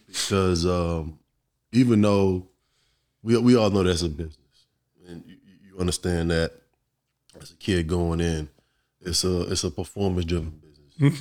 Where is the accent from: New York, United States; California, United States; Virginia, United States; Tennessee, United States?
Virginia, United States; Virginia Beach; growing up in Virginia Beach